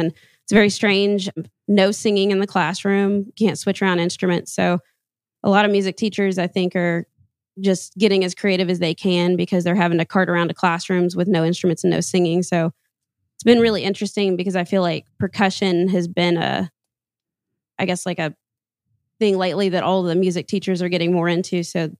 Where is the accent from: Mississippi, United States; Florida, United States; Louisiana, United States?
Louisiana, United States; because I'm from Louisiana. Kind of. I'm an Army brat